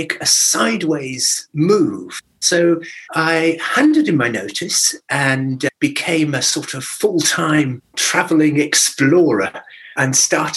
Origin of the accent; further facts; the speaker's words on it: Sheffield, Yorkshire and the Humber, United Kingdom; now in Winchester, United Kingdom; I wasn't born here. I was actually born in Sheffield. So technically, I'm a Yorkshireman